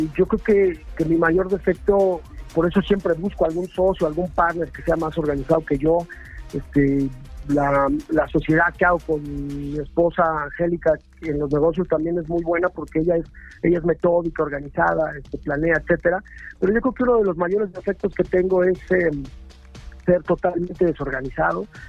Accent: Mexico City, Mexico; now in Cholula, Mexico; soy chilango de corazón, pero vivo al pie del volcán aquí en Cholula

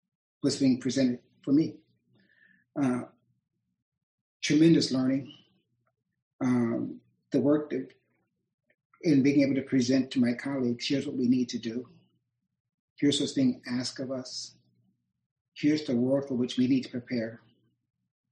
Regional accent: Akron, Ohio, United States; I grew up in Akron, Ohio

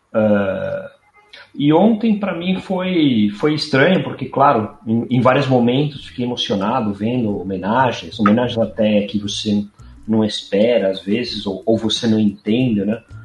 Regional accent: Buenos Aires, Argentina; moved away; eu nasci em Buenos Aires, no centro

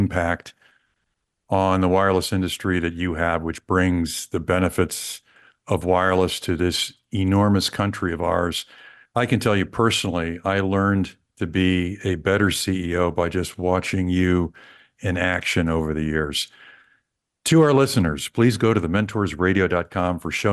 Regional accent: Kansas City, United States; Kansas City. That's my hometown

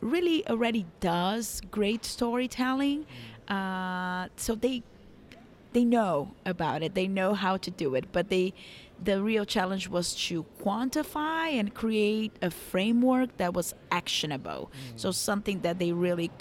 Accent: São Paulo, Brazil; now in New York, United States; I'm from Brazil originally, but yes, I'm based in New York.

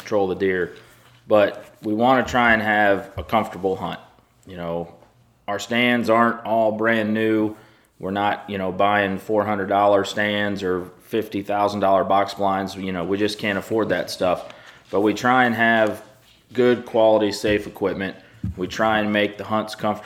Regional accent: the Carolinas, United States; now in Missouri, United States; I grew up in the Carolinas and I've hunted over corn

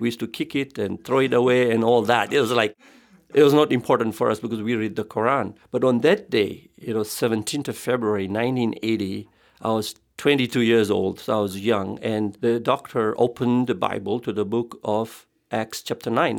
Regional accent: Tanzania; I was born in Africa, Tanzania. I come from an Indian background

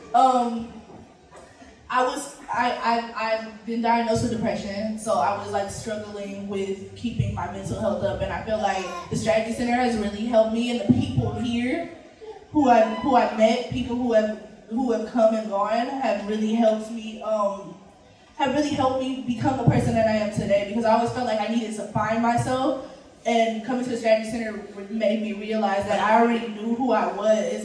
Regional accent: Los Angeles, California, United States; I'm from South

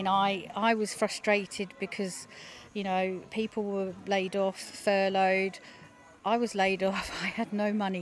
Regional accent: Felixstowe, East of England, United Kingdom; being born, bred round Felixstowe, you know, it's my hometown

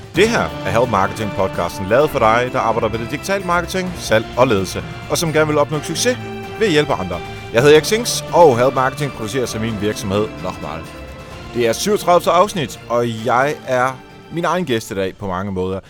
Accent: Netherlands; now in Denmark; jeg er jo fra Holland, så jeg lyttede meget til hollandsk radio

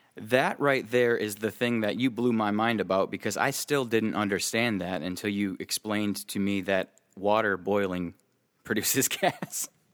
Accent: Midwest, United States; I'm from the Midwest

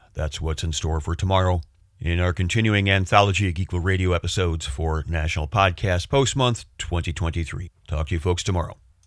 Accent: United States; me, the American

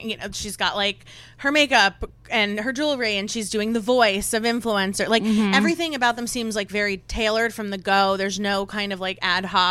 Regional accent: the North, United States; I'm from the North.

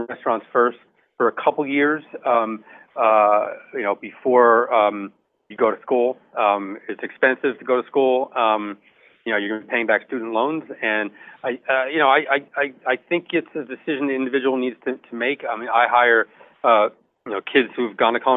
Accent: New Jersey, United States; I'm from New Jersey

